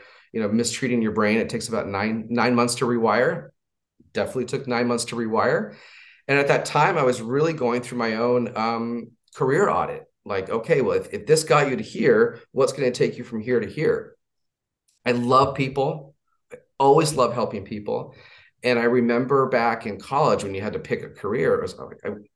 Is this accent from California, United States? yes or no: yes; Southern California, United States; So I was raised in California, Southern California